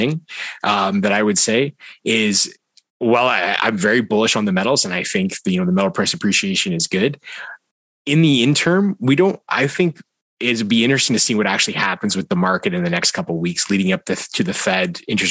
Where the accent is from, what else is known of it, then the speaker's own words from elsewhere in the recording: Canada; I'm Canadian